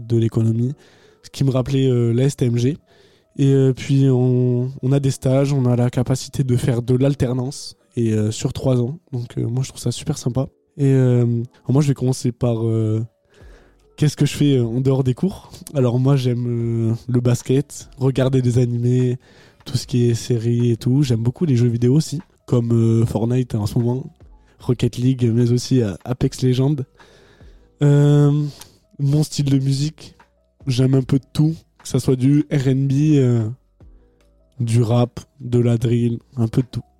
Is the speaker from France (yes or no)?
yes; Agen, Nouvelle-Aquitaine, France; je viens de Agen